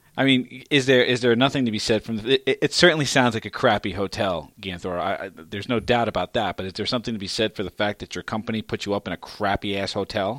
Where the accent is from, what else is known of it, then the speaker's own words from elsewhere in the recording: New York City, New York, United States; my hometown